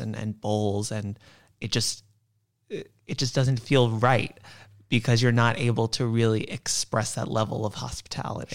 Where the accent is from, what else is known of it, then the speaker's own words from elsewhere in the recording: New York, United States; I'm a born and bred New Yorker